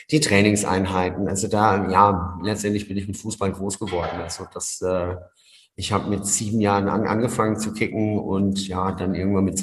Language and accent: German; Wertheim, Baden-Württemberg, Germany; Ja, das ist das Wertheim in Franken